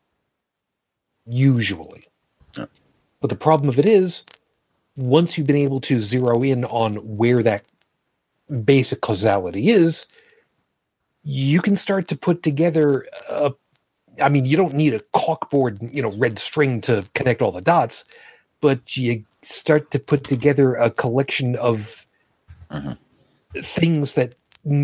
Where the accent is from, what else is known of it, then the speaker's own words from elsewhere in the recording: New York City, New York, United States; I was born in Brooklyn.